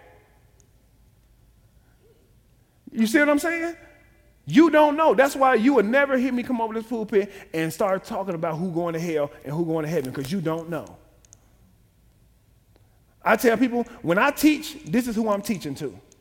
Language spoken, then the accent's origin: English; Chicago, Illinois, United States; I'm from Chicago, from the projects.